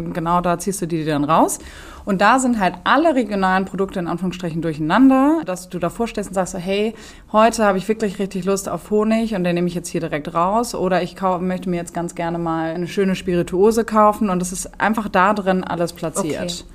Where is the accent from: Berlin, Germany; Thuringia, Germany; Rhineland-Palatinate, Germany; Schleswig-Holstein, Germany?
Schleswig-Holstein, Germany; also born or lived in Göttingen; gebürtige Schleswig-Holsteinerin, bin auf einem schönen Land aufgewachsen